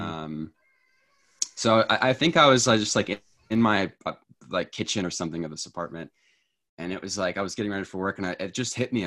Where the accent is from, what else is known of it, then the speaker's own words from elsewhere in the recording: Tennessee, United States; also born or lived in New York; now in Washington, United States; I am from Tennessee originally, and I currently live in Washington